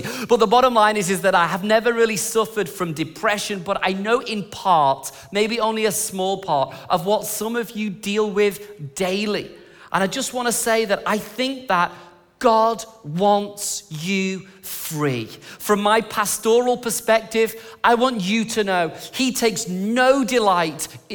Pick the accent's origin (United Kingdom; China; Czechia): United Kingdom; England; moved away; I'm English